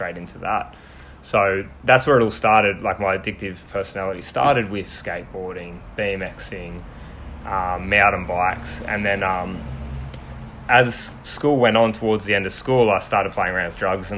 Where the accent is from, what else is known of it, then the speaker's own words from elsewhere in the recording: Sunshine Coast, Queensland, Australia; also born or lived in Victoria; so since I was about three, I've lived here